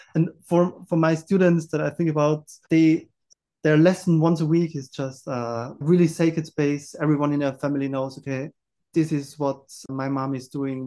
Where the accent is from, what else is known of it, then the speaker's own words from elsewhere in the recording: Austria; I grew up in the Austrian mountains